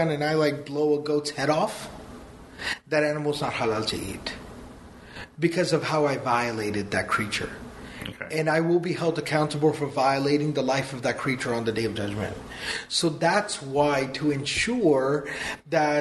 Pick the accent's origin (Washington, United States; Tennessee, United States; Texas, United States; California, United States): Texas, United States; we're from Texas